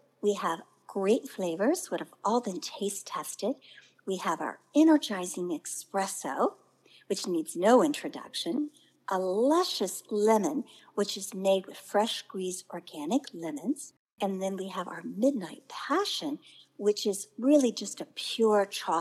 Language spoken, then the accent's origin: English; Indiana, United States; moved away; also born or lived in New York; growing up in the Midwest in Indiana